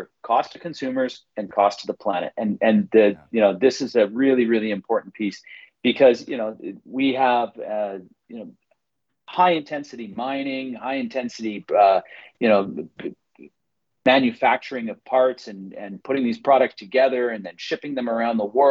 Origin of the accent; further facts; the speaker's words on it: British Columbia, Canada; I'm from British Columbia